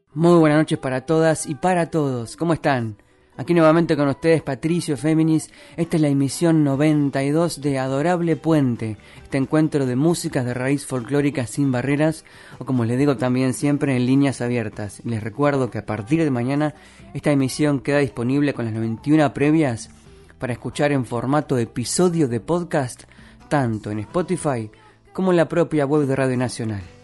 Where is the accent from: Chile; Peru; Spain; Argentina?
Argentina; La Plata, Buenos Aires Province; La Plata, mi ciudad, dicho sea de paso, mi ciudad natal